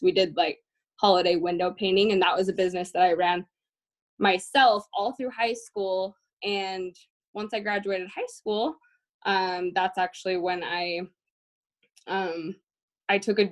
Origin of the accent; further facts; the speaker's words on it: Syracuse, Utah, United States; moved away as an adult; also born or lived in Clearfield, Utah; now in Boston, United States; I am originally from Syracuse, Farmington area. So born and raised in Utah.